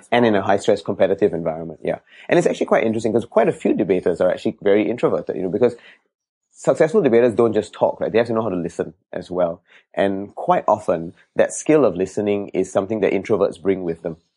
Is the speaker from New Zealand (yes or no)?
no; Singapore; I was born in Jalan Kayu for a couple of years, and we stayed there. And then after that, we moved to Bedok North, and then we moved here after that when I was seven